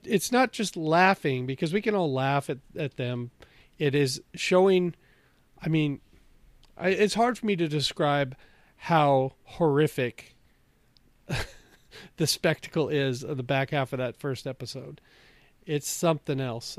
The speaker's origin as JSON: {"language": "English", "town": "Bellevue", "region": "Washington", "country": "United States", "tie": "born or raised there", "said": "I grew up in Bellevue, Washington."}